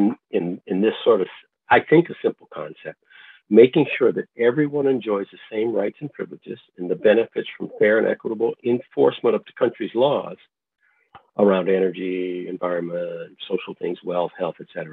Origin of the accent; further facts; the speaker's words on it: Pontiac, Michigan, United States; also born or lived in Ann Arbor, Michigan; growing up in Pontiac